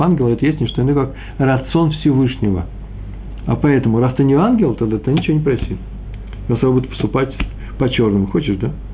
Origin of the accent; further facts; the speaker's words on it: Moscow, Russia; accent: Moscow; я москвич